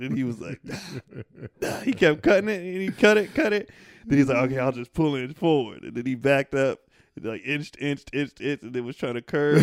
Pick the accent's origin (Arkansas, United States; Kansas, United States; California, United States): California, United States; I'm from California